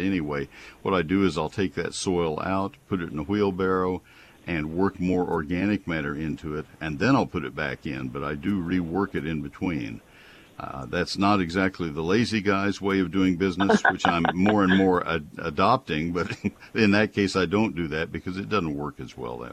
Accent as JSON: {"language": "English", "region": "Texas", "country": "United States", "tie": "born or raised there", "said": "I grew up in Texas"}